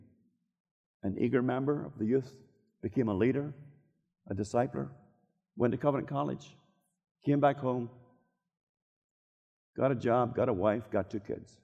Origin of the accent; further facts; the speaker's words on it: Northern Ireland, United Kingdom; moved away; In my hometown in North Ireland